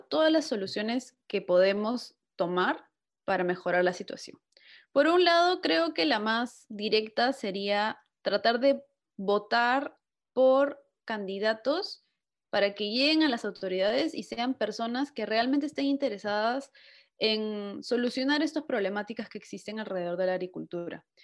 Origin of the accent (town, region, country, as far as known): Peru; now in Italy